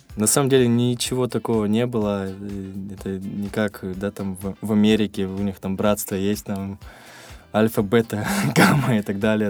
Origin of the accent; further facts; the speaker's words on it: Krasnodar, Krasnodar Krai, Russia; also born or lived in Tbilisi, Georgia; всю свою сознательную жизнь я вырос в, в моем любимом городе Краснодар